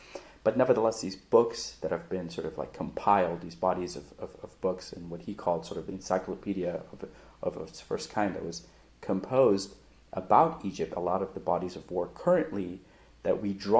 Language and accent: English; Afghanistan; also born or lived in Europe; No. I always say I'm from Afghanistan, but I grew up in Europe.